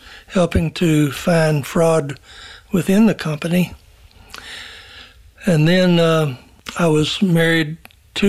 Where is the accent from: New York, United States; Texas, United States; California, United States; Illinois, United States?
Texas, United States; Dallas; I was born in Dallas in 1930, March 19th